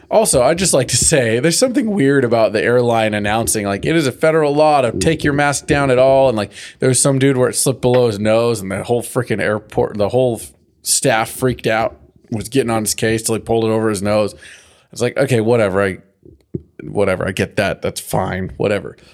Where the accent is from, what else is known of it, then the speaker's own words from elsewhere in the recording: California, United States; growing up in California, having this drought